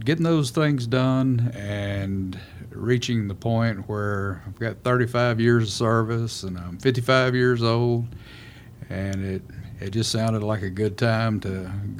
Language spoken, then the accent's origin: English; Round Rock, Texas, United States; Round Rock.